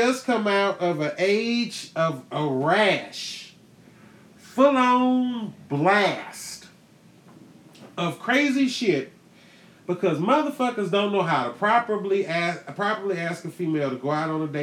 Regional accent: Houston, Texas, United States; I'm from Houston

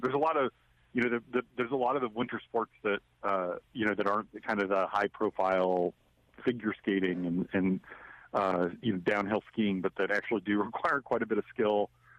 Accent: Minnesota, United States; I grew up in Minnesota.

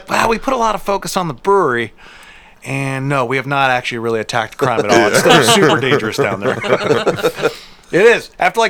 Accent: Akron, Ohio, United States; I'm from Akron.

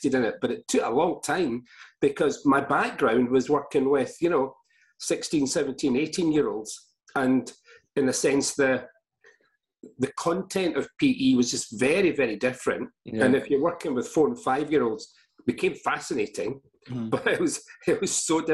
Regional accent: Glasgow, Scotland, United Kingdom; also born or lived in Fife / Kuwait / Manchester / Edinburgh; mostly in Fife, although I'm from Glasgow

